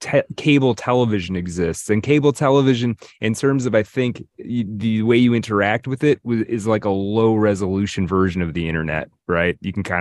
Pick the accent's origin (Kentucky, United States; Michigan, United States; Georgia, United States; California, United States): Michigan, United States; Detroit; No, I'm from the Detroit area.